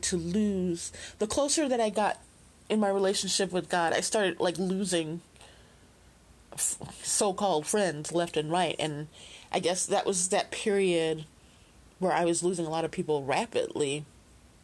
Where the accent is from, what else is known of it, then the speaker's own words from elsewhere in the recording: Chicago, Illinois, United States; I'm from Chicago, and I was there in the 70s and 80s, too